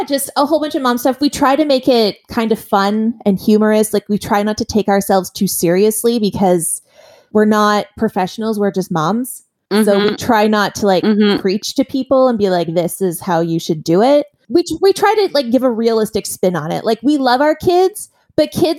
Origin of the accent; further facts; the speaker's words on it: Oshawa, Ontario, Canada; now in Niagara Falls, Canada; I live in the Falls. I'm originally from Oshawa.